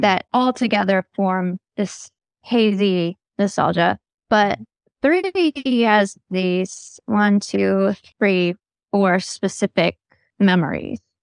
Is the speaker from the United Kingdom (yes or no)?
no; the South, United States; I grew up in the South